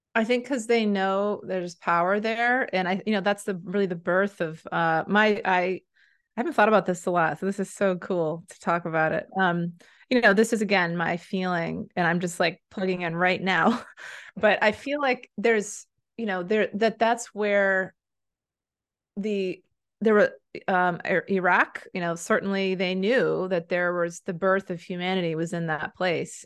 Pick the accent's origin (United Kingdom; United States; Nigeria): United States; also born or lived in Maine; I'm an American